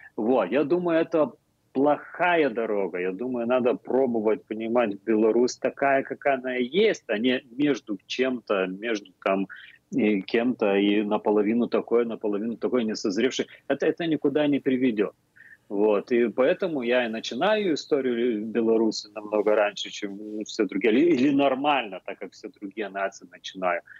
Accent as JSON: {"language": "Russian", "country": "Lithuania"}